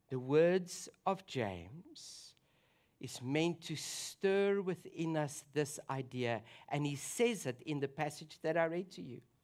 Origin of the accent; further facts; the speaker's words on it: South Africa; moved away; my home country